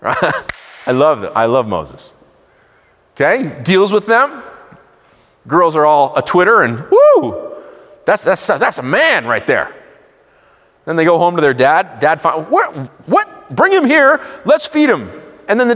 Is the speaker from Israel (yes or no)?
yes; Israel; I grew up in Israel.